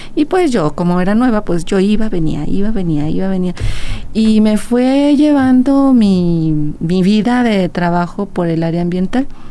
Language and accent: Spanish; Aguascalientes, Mexico; also born or lived in León, Guanajuato; yo soy de aquí de Aguascalientes, realmente nací en León, Guanajuato, pero toda mi vida ha estado aquí en Aguascalientes. Eh, todos mis estudios han estado aquí